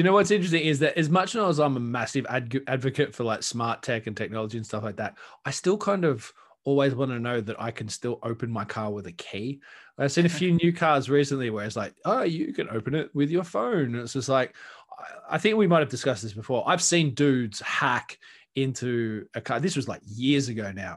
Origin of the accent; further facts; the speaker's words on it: Australia; I'm Australian